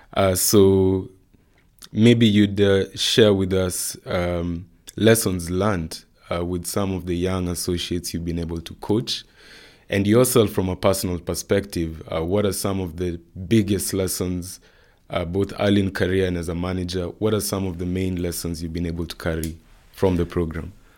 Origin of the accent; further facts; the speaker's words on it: Nairobi, Kenya; I come from Nairobi, Kenya